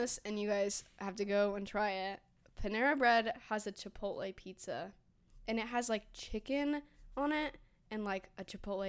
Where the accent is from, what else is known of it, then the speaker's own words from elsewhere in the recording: Colorado, United States; now in Spokane, United States; I'm from Colorado.